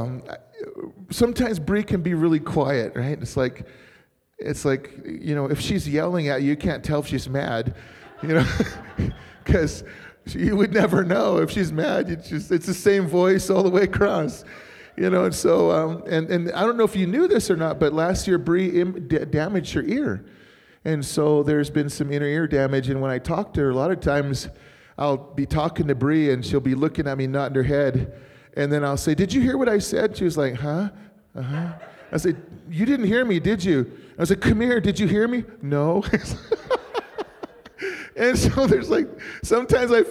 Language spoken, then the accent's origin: English; Arizona, United States; also born or lived in Bismarck, North Dakota; I'm from Arizona.